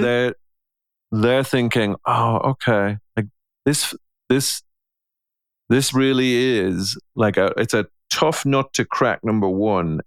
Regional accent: Ireland; I'm an Irishman

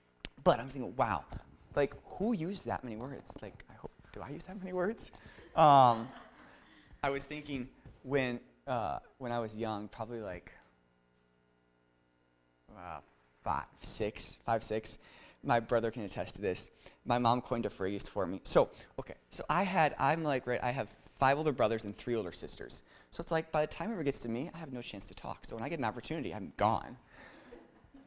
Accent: Florida, United States; I'm from Florida

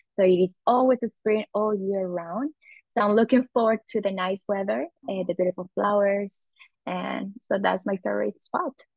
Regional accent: Medellín, Antioquia, Colombia; moved away as an adult; now in United States; So I'm originally originally from Colombia in South America. I've been living in the United States uh, for almost 13 years

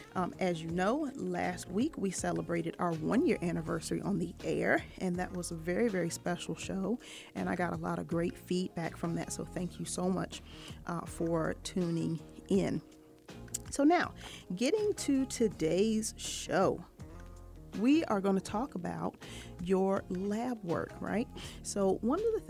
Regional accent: Norfolk, Virginia, United States; now in Atlanta, United States; Norfolk, Virginia is my hometown

